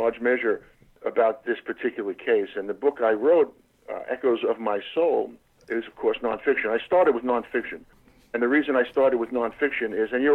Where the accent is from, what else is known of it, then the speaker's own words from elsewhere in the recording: New York City, New York, United States; moved away as an adult; also born or lived in Berkeley, California; now in Southern California, United States; grew up in Brooklyn